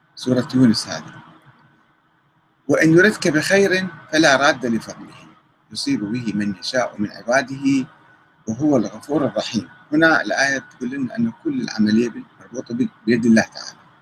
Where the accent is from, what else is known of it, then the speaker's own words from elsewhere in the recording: Iraq; عندنا في العراق